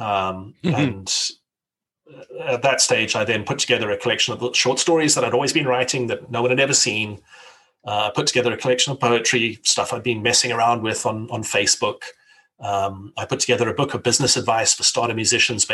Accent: South Africa; I grew up in South Africa

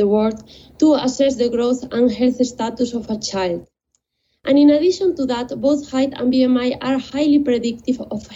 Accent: Spain; moved away as an adult; now in London, United Kingdom; I am originally from Spain, and after completing my undergraduate studies in biotechnology, I moved

